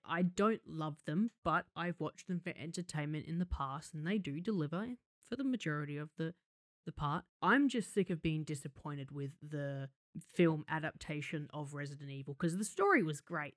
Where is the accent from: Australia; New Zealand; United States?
Australia